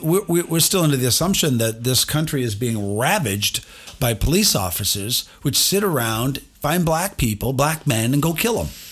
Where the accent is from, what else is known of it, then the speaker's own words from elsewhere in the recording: United States; I'm an American